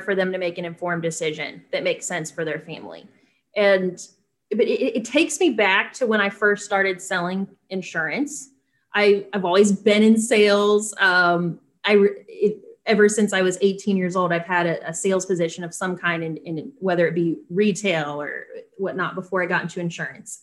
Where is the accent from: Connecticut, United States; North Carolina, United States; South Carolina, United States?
North Carolina, United States; I grew up in North Carolina